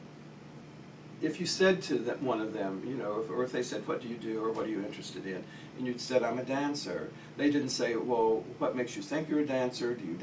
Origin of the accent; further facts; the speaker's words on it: West Virginia, United States; moved away; also born or lived in New York; I come from Appalachia, from West Virginia, the youngest of 10